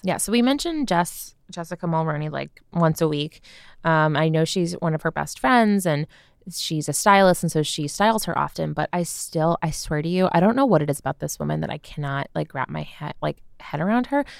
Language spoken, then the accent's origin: English; United States; I'm American